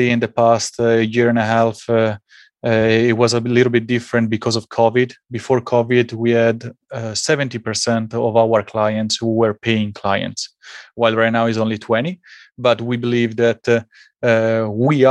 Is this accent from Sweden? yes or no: no; Italy; English is a second language; also born or lived in United States; While I was in Italy, and maybe you can hear it from my accent, I was playing at the highest level, highest youth level.